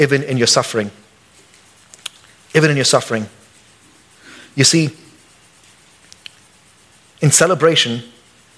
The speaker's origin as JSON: {"language": "English", "country": "India", "moved": "yes", "lives_now": "Boise, United States", "said": "I'm an American citizen, but I'm still an Indian. I still got my head nod, and I still got my accent"}